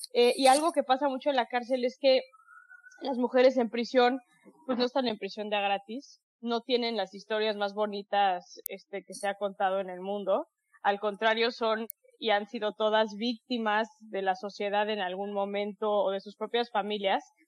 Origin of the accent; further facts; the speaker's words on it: Mexico; me encantó que fuera en, en, en, en, en mi país